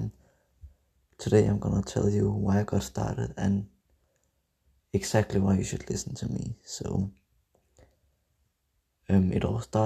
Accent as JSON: {"language": "English", "country": "Denmark", "second_language": "English", "said": "I'm from Denmark"}